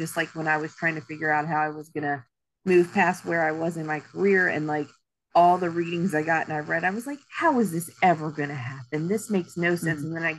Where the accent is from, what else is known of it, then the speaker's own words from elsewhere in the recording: Pennsylvania, United States; born there; also born or lived in Alabama; So, because I was born in Pennsylvania.